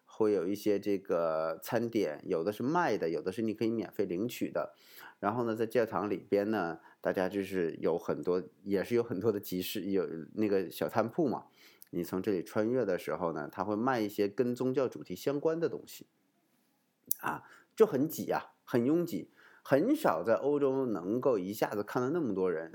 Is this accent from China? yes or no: yes; China; now in Malta; 我们中国人可能更喜欢吃这种，呃，团圆饭